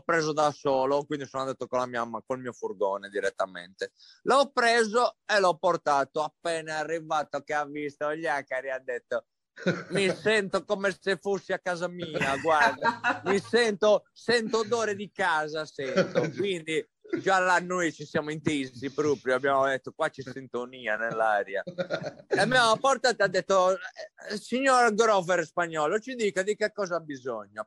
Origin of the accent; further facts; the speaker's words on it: Sardinia, Italy; io sono sardo